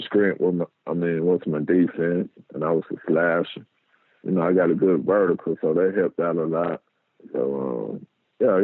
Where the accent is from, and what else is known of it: Macon, Mississippi, United States; born or raised there